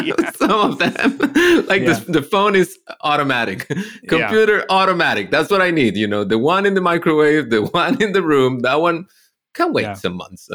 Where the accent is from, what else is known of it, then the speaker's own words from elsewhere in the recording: Costa Rica; moved away as an adult; now in Canada; they tried this in Costa Rica once when I was a kid, and we all hated it.